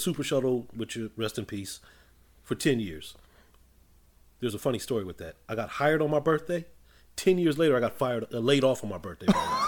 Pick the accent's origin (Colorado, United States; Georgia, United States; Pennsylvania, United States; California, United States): California, United States; Inglewood; also born or lived in South Central Los Angeles / Hawthorne; Well, I am from Inglewood. More or less, that's where I grew up for the most part. Lifelong Los Angelino